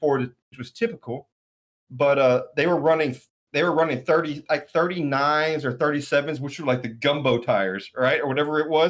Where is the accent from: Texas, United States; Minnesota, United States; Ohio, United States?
Texas, United States; White Oak; moved away as an adult; now in New York, United States; 10 miles away from my hometown. So I'm originally from White Oak, Texas.